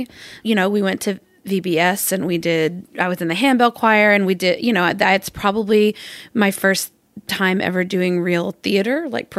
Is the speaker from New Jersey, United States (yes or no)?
no; Arkansas, United States; I grew up in Arkansas.